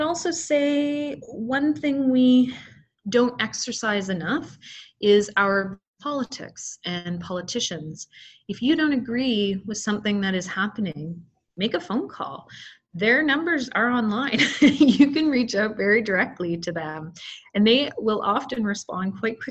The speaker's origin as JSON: {"language": "English", "country": "Canada", "tie": "born or raised there", "said": "I was born in Canada"}